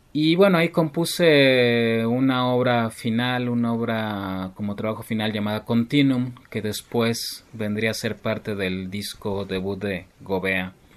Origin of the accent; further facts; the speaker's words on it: Mexico City, Mexico; soy del Distrito Federal